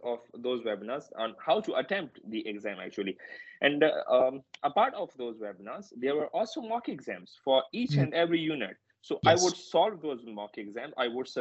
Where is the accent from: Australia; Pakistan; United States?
Pakistan; English is a second language; moved away; my home country, in Pakistan